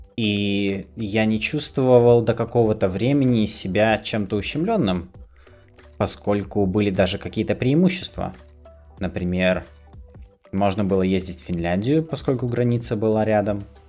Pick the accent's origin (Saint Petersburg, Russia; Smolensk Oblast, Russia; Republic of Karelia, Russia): Republic of Karelia, Russia; Kostomuksha; moved away; also born or lived in Petrozavodsk; я родился в Петрозаводске, но большую часть э, своей жизни я прожил не там, поскольку родители были вынуждены приехать из э, Петрозаводска на новую работу в Костомукшу